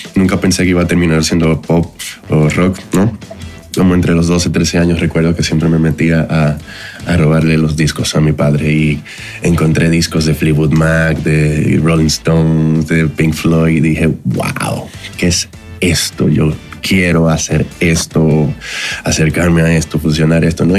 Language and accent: Spanish; Dominican Republic; moved away as an adult; now in Mexico; Soy de la República Dominicana, pero ya llevo cuatro años en México